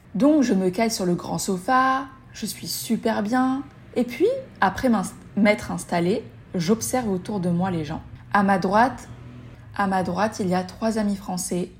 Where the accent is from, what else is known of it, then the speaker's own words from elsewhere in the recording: Tunis, Tunis Governorate, Tunisia; moved away; also born or lived in Mexico; je suis tunisienne